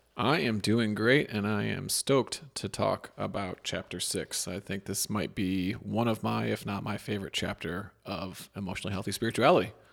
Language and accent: English; Midwest, United States; am I from the Midwest